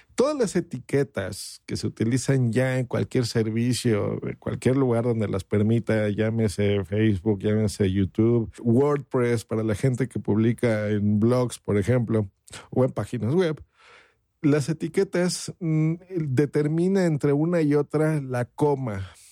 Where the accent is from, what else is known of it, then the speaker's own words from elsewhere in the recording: Mexico; aquí en mi país, hablo por México